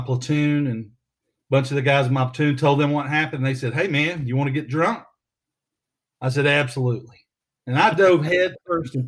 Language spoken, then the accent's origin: English; Prattville, Alabama, United States; I'm from here in Prattville, Alabama. I grew up here in Alabama